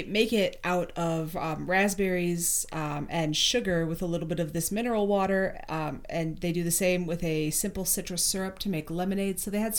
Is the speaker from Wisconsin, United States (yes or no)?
yes; Wisconsin, United States; now in Michigan, United States; I say soda as well because that's what I grew up in Wisconsin saying.